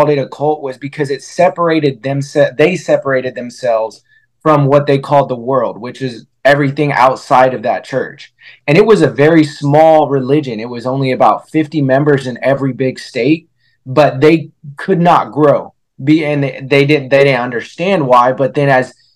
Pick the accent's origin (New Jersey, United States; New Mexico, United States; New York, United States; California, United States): California, United States; Vallejo; also born or lived in Fairfield, California; we grew up in Vallejo, California, and then we moved over to Fairfield